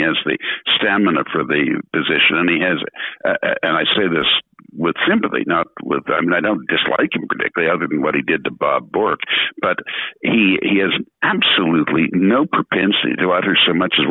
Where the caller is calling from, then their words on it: Canada; I'm speaking from Canada, which is a bicultural country